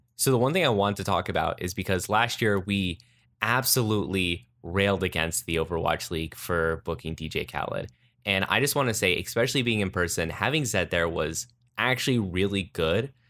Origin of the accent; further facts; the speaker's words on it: Pennsylvania, United States; I'm from Pennsylvania